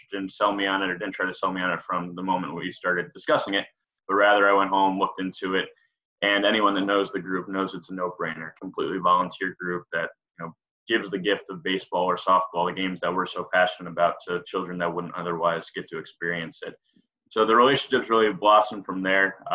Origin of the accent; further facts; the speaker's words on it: New York, United States; moved away as an adult; also born or lived in Maryland / Massachusetts; I grew up in New York, to start, and then went to Taos University in Maryland for my undergrad